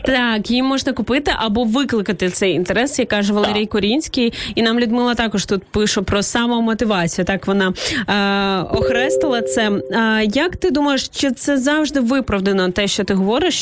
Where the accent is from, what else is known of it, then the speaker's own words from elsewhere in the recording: Izmail, Odesa Oblast, Ukraine; now in Kyiv, Ukraine; Ізмаїла, мого рідного міста.